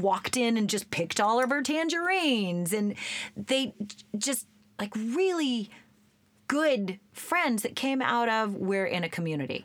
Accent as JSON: {"language": "English", "region": "Oregon", "country": "United States", "tie": "born or raised there", "said": "I grew up in Oregon."}